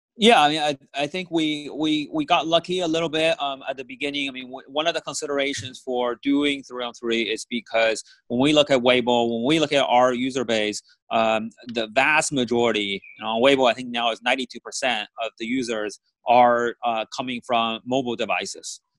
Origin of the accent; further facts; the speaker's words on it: Bay Area, California, United States; I grew up in the Bay Area